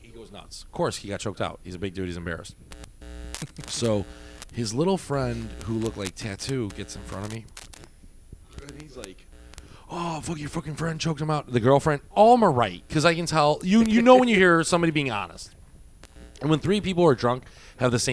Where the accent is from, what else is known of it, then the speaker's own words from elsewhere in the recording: Midwest, United States; moved away; also born or lived in Miami; We're from the Midwest.